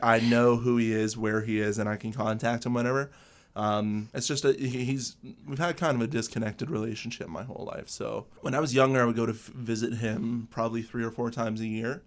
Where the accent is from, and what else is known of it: Windsor, Ontario, Canada; born or raised there; also born or lived in Owen Sound, Ontario